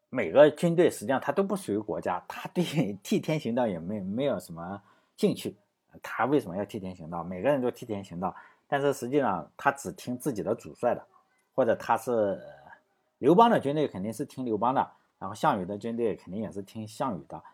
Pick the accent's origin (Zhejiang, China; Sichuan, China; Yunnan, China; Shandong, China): Shandong, China; 他也是我们山东人